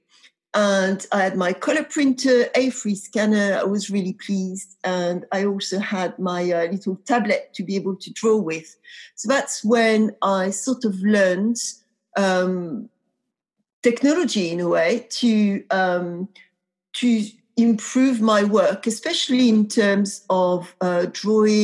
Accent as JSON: {"language": "English", "area": "a tiny village in the center of France", "region": "central France", "country": "France", "tie": "born or raised there", "also_born_or_lived": "Paris", "accent": "French", "second_language": "English", "moved": "yes", "said": "I grew up in a tiny, tiny village in the center of France"}